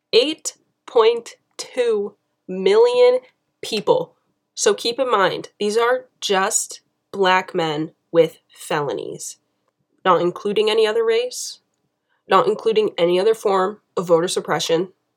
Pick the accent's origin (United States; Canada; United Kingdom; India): United States; being an American